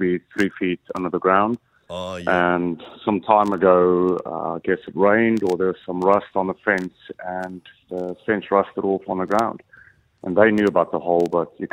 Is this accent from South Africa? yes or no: yes; South Africa; moved away; I grew up in South Africa, and when I was 15